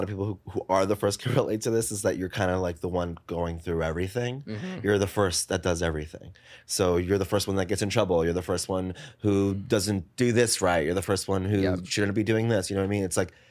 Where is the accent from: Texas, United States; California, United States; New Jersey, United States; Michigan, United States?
New Jersey, United States; also born or lived in Paterson, New Jersey / Saddle Brook, New Jersey; now in New York City, United States; I grew up in Jersey.